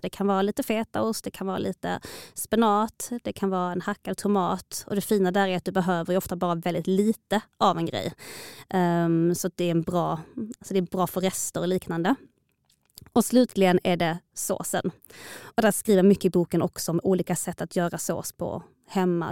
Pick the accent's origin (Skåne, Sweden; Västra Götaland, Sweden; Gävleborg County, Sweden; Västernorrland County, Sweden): Skåne, Sweden; Malmö; also born or lived in Stockholm; Jag är född och uppvuxen i Malmö förutom några få år iväg